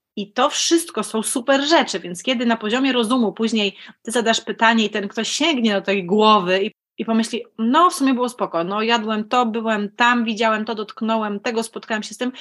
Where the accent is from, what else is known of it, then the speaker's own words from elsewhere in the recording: Opole, Opole Voivodeship, Poland; moved away as an adult; also born or lived in Lublin / Olsztyn; jestem Opolanką